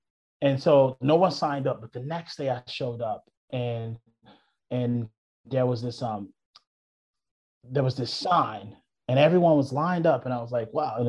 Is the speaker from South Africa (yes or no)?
no; the South, United States; She's seen a lot of trauma just growing up in the South.